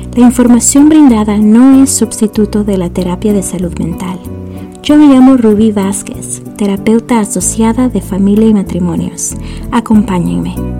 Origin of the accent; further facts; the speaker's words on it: El Salvador; moved away; yo soy del Salvador y aunque no viva allá, dejo mi corazoncito en el pulgarcito